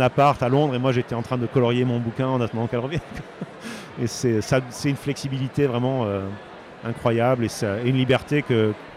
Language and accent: French; Bordeaux, Nouvelle-Aquitaine, France; moved away; je suis français les gens, et je suis de Bordeaux